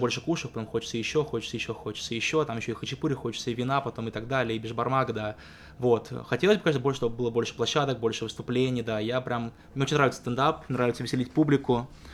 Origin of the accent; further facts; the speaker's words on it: Ryazan, Ryazan Oblast, Russia; это было в Рязани, там, откуда я родом